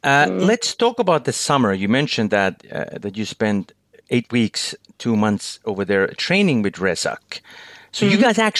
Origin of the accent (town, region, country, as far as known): Finland